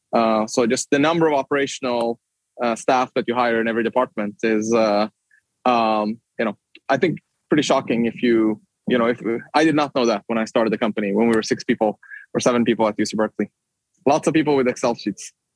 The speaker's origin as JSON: {"language": "English", "country": "Sweden", "moved": "as an adult", "lives_now": "United States", "said": "in Sweden, my home country"}